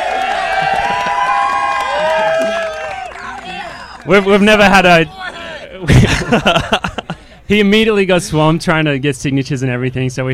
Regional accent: Australia; Australian Olympian in the 5K, Tokyo

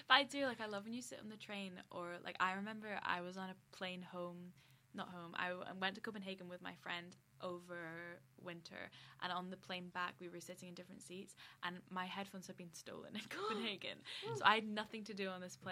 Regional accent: United Kingdom; I grew up here

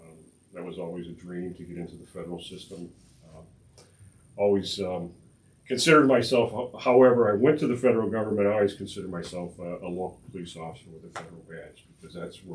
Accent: Highland, Indiana, United States; I grew up in Highland, so it was always a dream of mine to be able to serve the community that I grew up in.

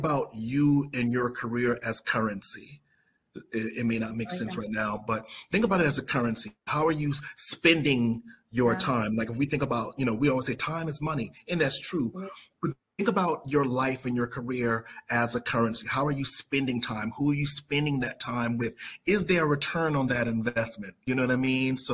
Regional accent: South Carolina, United States; I'm from South Carolina

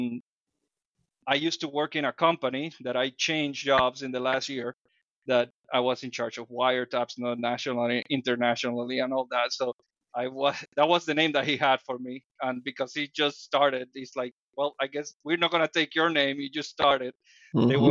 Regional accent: Dominican Republic; English is a second language; now in United States; I come from the Dominican Republic

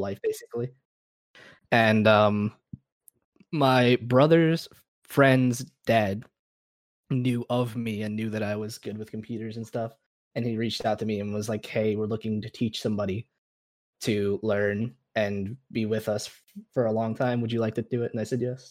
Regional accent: Florida, United States; I'm from Florida

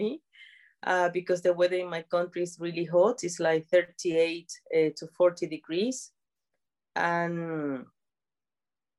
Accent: San Cristóbal, Táchira, Venezuela; moved away as an adult; now in United Kingdom; I'm from Venezuela. Yeah, I was born in a place that is called San Cristobal.

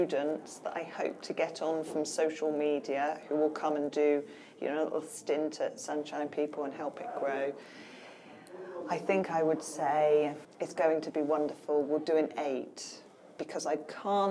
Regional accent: United Kingdom; we're stoically British

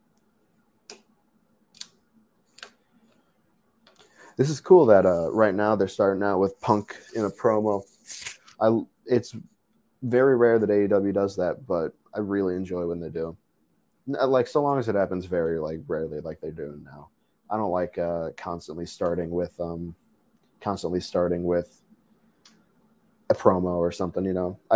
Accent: Chicago, Illinois, United States; I'm from Chicago

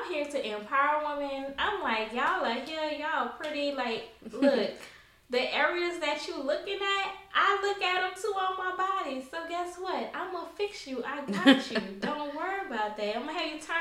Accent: New Orleans, Louisiana, United States; I'm from New Orleans

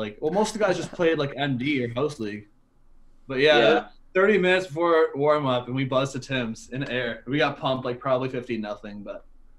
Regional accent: Delhi, Ontario, Canada; I'm from Delhi

